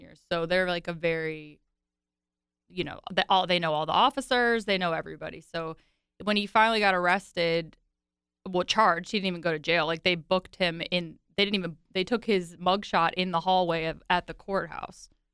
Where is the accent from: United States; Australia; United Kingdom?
United States; Virginia; growing up in Virginia, I listened to country music heavily in high school